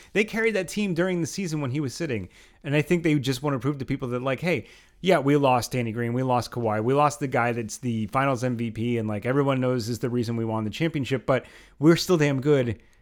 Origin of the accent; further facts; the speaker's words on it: outside of Philadelphia, Pennsylvania, United States; moved away as an adult; now in Brooklyn, United States; I did live outside of Philadelphia for most of my life